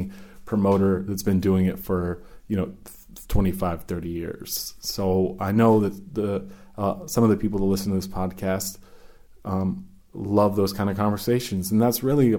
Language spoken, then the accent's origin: English; United States; I'm first generation. I was born in the States, but my parents came to America in 68, 69